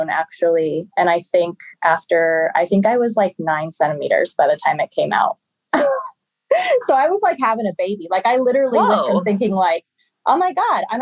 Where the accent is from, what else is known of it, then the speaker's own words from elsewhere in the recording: Omaha, Nebraska, United States; I'm from Omaha, Nebraska